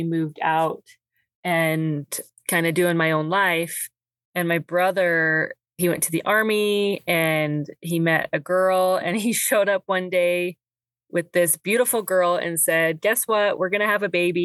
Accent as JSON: {"language": "English", "town": "Midvale", "region": "Utah", "country": "United States", "tie": "born or raised there", "also_born_or_lived": "Idaho / Eagle Mountain, Utah", "said": "moved here when I was 2 and been here ever since"}